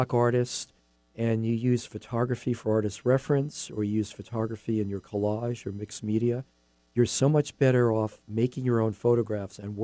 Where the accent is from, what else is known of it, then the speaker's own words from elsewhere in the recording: New York City, New York, United States; I'm from New York City